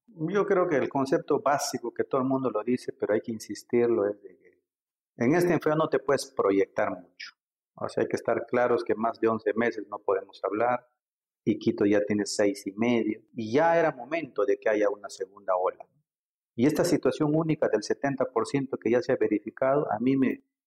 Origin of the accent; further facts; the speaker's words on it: Iquitos, Loreto, Peru; moved away as an adult; also born or lived in Lima; yo soy grimagüino